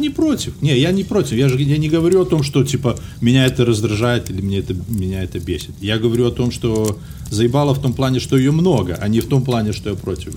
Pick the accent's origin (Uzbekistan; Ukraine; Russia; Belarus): Belarus; moved away as an adult; now in United States; уеду из Беларуси, буду жить в Америке